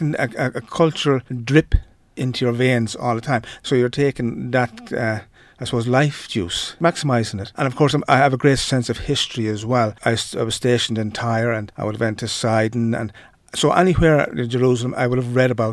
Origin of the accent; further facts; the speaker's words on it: Ireland; As an Irishman